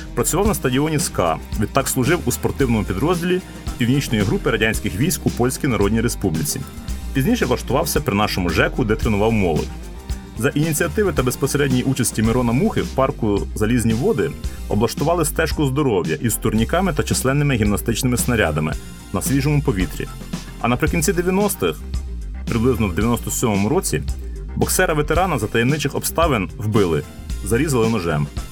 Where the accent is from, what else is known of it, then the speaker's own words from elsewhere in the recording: Lviv, Lviv Oblast, Ukraine; В Стрийському парку гімназистами ми ходили на уроки фізкультури в місцеву дю США